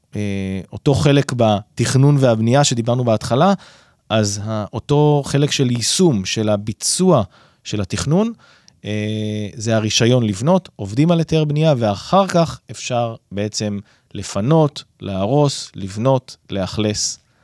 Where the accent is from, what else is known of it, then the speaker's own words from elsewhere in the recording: Northern District, Israel; אני גדלתי ביישוב קהילתי בצפון